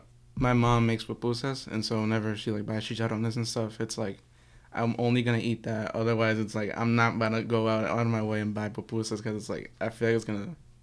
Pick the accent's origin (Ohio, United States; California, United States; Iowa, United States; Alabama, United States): California, United States; Marin; So I'm from Marin or Centerfell, but my whole family's from El Salvador